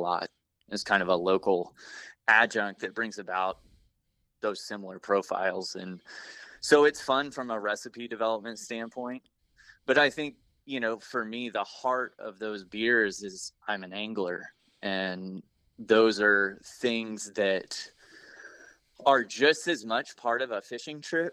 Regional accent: Oklahoma, United States; also born or lived in Pacific Northwest; I was born and raised in Oklahoma and grew up here.

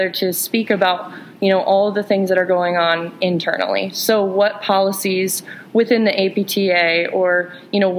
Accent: Kansas, United States; I come from Kansas, where some family friends drive 100 miles to go see a physical therapist.

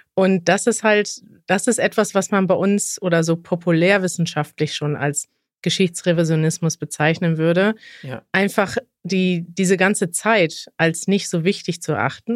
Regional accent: Germany; als Deutsche

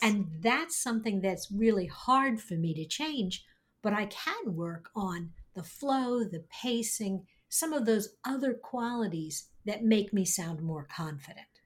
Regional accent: New York, United States; accent: slightly nasal New York; I grew up in New York. I have a slightly nasal New York accent

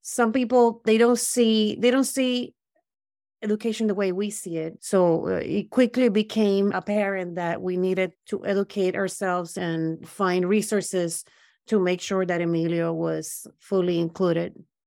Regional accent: Puerto Rico; also born or lived in Brooklyn; now in United States; I grew up in Puerto Rico

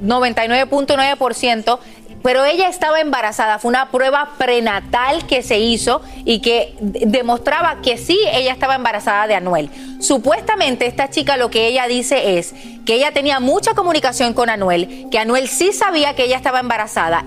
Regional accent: Puerto Rico

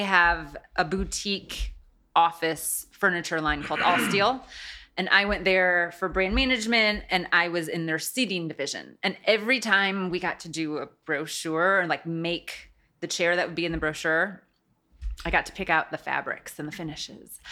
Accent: South Bend, Indiana, United States; I grew up in South Bend

